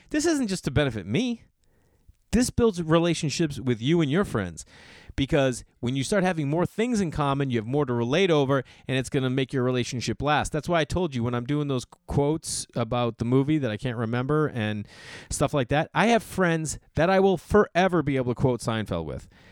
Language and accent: English; Boston, Massachusetts, United States; moved away; Boston, Massachusetts, my hometown.